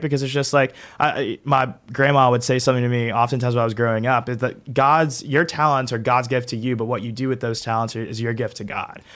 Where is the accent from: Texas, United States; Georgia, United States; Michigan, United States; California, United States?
Georgia, United States; Augusta; I'm from Augusta, so I'm, like, three hours away from Savannah